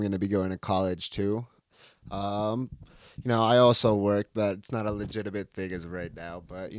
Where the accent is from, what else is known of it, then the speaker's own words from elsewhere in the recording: Colorado, United States; I actually was the only one born in America, Colorado native.